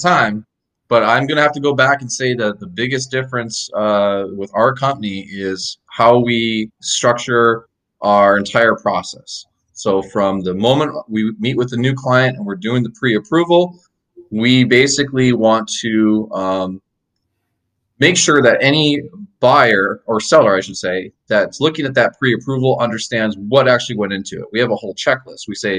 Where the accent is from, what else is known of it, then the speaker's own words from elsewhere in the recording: Fargo, North Dakota, United States; now in Florida, United States; I moved down here from Fargo, North Dakota about 7 years ago.